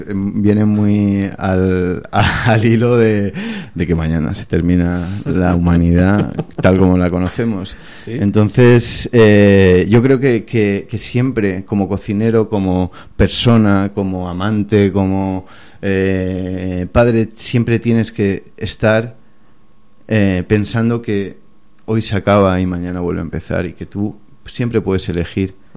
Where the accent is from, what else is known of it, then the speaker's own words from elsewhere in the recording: Barcelona, Catalonia, Spain; also born or lived in Madrid; Yo he crecido en Barcelona, a pesar de que nací en Madrid